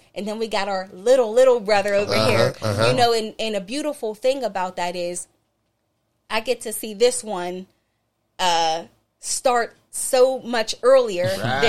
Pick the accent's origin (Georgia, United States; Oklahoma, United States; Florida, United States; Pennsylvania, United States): Pennsylvania, United States; Duquesne; growing up in Duquesne.